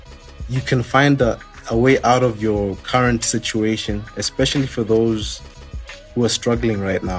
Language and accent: English; Lesotho; from Lesotho